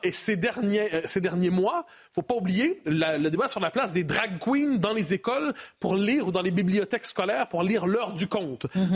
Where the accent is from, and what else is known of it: Canada